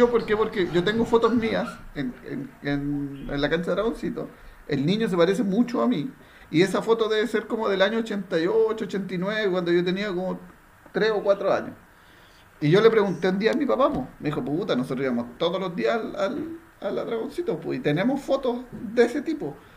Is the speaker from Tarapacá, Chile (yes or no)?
yes; Iquique, Tarapacá, Chile